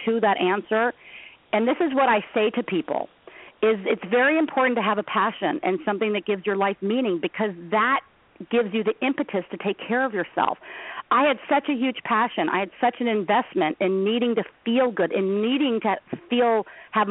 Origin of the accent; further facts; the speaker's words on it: Los Angeles, California, United States; I come from Los Angeles